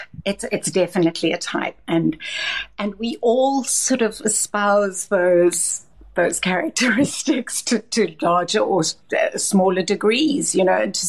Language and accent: English; South Africa; also born or lived in Johannesburg / London; now in Cape Town, South Africa